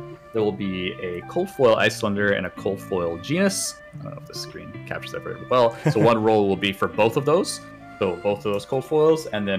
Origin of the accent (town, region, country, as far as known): Canada